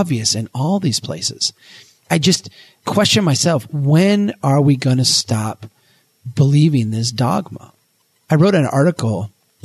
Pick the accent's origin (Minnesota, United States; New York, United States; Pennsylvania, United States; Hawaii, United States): Minnesota, United States; Brainerd; my hometown here in Brainerd